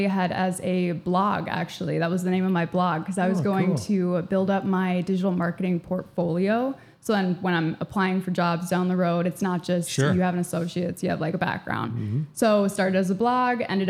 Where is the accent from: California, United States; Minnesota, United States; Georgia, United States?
Minnesota, United States; Andover; moved away as an adult; also born or lived in Eau Claire, Wisconsin; I grew up in Andover, Minnesota, graduated from Andover High School in 2018